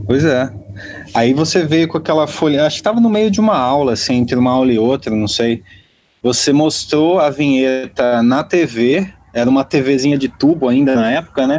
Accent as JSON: {"language": "Portuguese", "town": "Rio Claro", "region": "São Paulo", "country": "Brazil", "tie": "born or raised there", "moved": "as an adult", "said": "minha cidade natal, Rio Claro"}